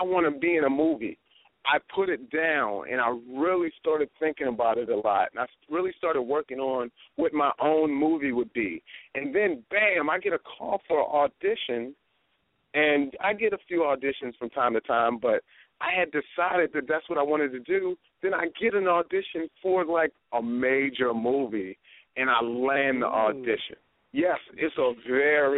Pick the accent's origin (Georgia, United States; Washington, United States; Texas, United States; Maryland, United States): Maryland, United States; Baltimore; moved away; also born or lived in Northern California; I'm a comedian from Baltimore